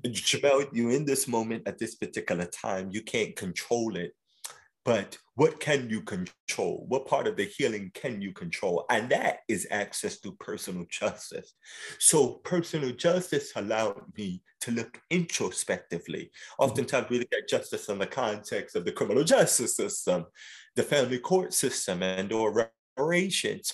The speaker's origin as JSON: {"language": "English", "town": "New York City", "region": "New York", "country": "United States", "tie": "born or raised there", "said": "I grew up in South Jamaica, Queens"}